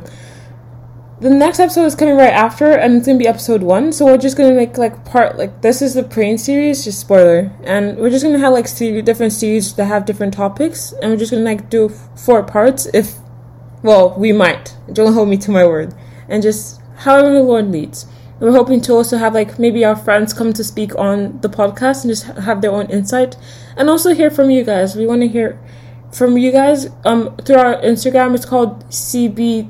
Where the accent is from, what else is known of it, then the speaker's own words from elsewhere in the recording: Nigeria; now in United States; I'm also from Nigeria, and I currently reside in the United States